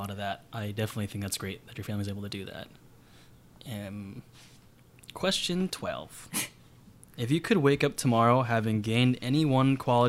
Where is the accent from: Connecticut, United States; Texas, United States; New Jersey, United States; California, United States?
Connecticut, United States; moved away as an adult; now in New York City, United States; I'm from Connecticut.